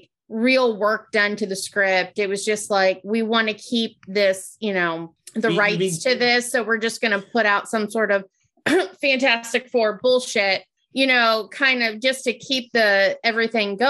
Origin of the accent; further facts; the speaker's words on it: California, United States; moved away; also born or lived in Ohio; growing up mostly in California